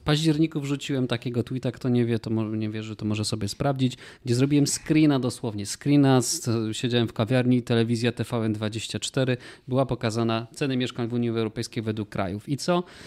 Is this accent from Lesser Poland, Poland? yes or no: yes; Kraków, Lesser Poland, Poland; Jesteśmy z Krakowa